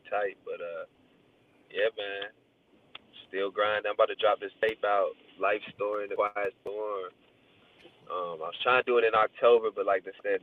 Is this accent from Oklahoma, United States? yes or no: yes; Oklahoma, United States; Growing up in Oklahoma, it's a lot of things